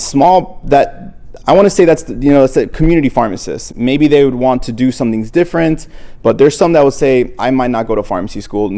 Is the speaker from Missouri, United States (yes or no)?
no; Miami, Florida, United States; also born or lived in New Jersey; I was raised in Miami. However, I was born in New Jersey, but I came to Miami when I was one.